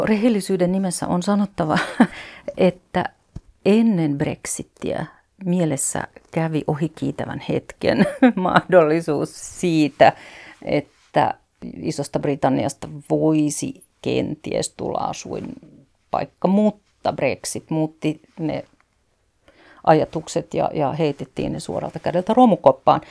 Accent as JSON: {"language": "Finnish", "country": "Finland", "moved": "as an adult"}